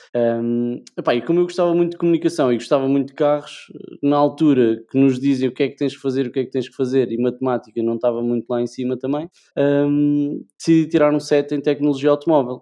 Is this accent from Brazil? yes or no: no; Leiria, Centro, Portugal; nasci em Leiria, sou nascido e criado em Leiria